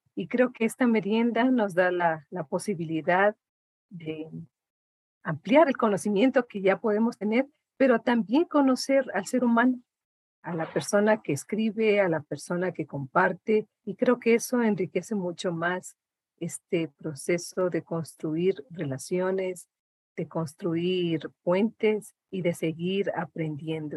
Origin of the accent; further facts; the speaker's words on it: Imbabura, Ecuador; yo vengo de, eh, de una de las provincias más lindas del Ecuador, que es la provincia de Imbabura